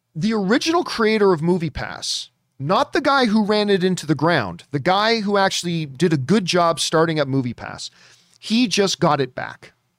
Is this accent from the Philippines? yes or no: no; Canada; being Canadian and everything about my D N A is hockey